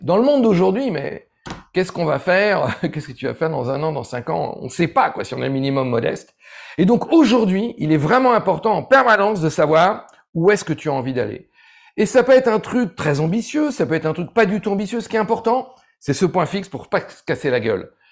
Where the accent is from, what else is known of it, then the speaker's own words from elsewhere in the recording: Ardèche, Auvergne-Rhône-Alpes, France; j'ai grandi en Ardèche